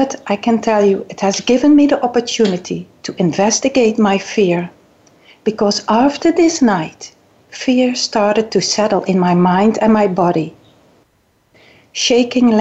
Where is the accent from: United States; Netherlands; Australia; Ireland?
Netherlands; English is a second language; moved away as an adult; also born or lived in South Island, New Zealand / Governor's Bay, New Zealand; now in New Zealand; You can hear that I'm coming maybe from the Netherlands